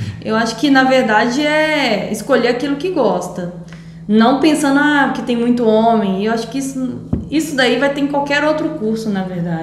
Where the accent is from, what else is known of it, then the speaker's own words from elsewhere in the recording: Minas Gerais, Brazil; moved away as an adult; also born or lived in São Paulo / Limeira / Campo Verde / Viçosa; Eu sou de Minas